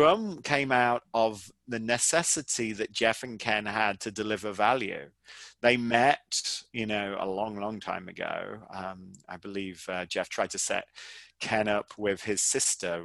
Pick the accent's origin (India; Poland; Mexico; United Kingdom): United Kingdom; now in United States; I'm obviously British, but I live in America